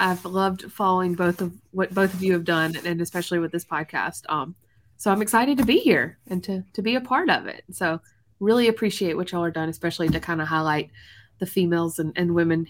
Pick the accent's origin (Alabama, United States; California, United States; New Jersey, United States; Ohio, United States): Alabama, United States; moved away as an adult; now in Green Bay, United States; I'm a Bama native. So I am from Alabama, born and raised.